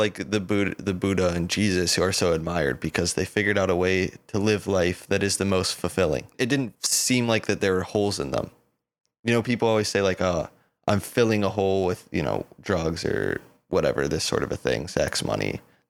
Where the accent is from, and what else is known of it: Colorado, United States